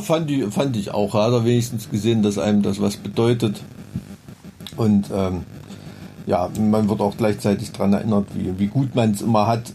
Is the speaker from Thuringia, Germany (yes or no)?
yes; Blankenhain, Thuringia, Germany; now in Weimar, Germany; Ich komme eigentlich aus Blankenhain